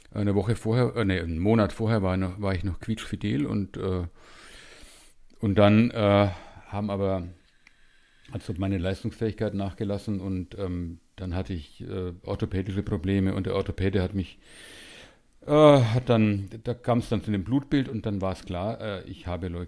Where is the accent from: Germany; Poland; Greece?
Germany; Bavaria; born there; now in Munich, Germany; Also ich bin in München und das seit äh, 38 Jahren, glaube ich. Also ein Wahlmünchner, gebürtiger Franke.